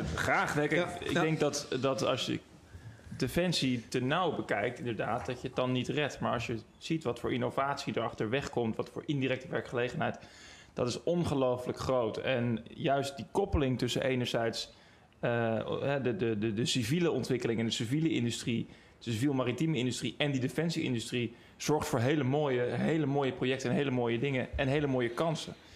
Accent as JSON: {"language": "Dutch", "town": "Den Helder", "region": "North Holland", "country": "Netherlands", "said": "ik kom uit Den Helder"}